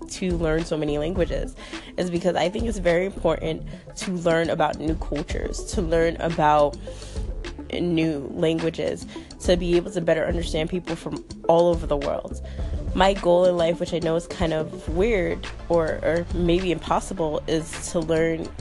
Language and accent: English; United States; I'm American